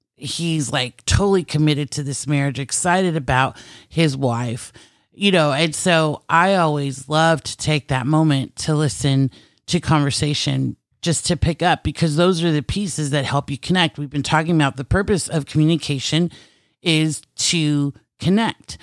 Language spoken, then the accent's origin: English; United States; also born or lived in Philippines (Filipino heritage); being American